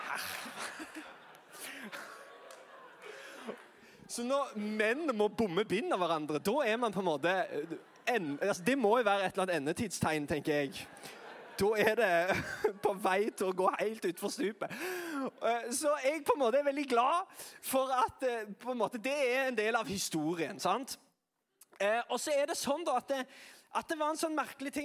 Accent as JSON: {"language": "Norwegian", "town": "Sandnes", "region": "Rogaland", "country": "Norway", "said": "Jeg er fra Sandnes"}